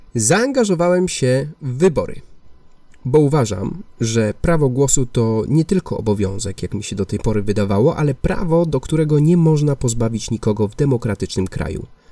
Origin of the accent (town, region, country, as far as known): Poland; now in Barcelona, Spain